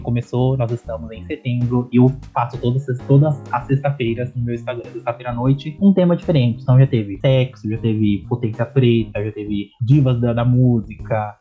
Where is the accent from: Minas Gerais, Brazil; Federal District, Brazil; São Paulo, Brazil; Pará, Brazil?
São Paulo, Brazil; eu sou de São Paulo, sou comunicador